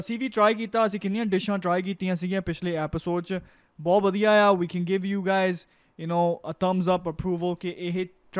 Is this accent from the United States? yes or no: no; Montreal, Quebec, Canada; we're from Montreal.